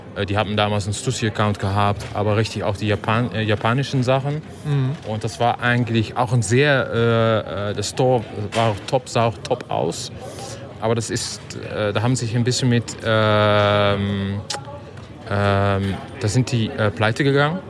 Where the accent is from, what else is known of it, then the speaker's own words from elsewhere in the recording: Netherlands; German is a second language; Ich bin Holländer